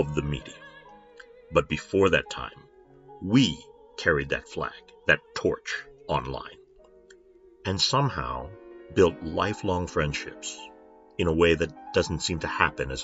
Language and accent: English; United States; I'm the token American.